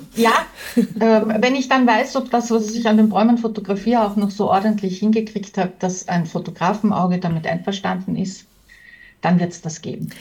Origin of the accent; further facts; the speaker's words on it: Tyrol, Austria; bei uns in Tirol sowieso